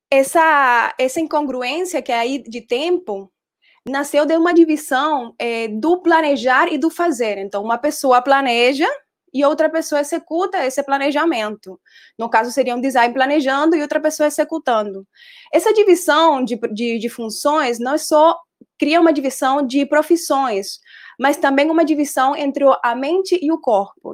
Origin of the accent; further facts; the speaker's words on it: Colombia; Portuguese is a second language; moved away as an adult; also born or lived in Brazil / Denmark; now in Recife, Brazil; Eu sou designer, eu sou colombiana e tenho nove anos de estar morando no Brasil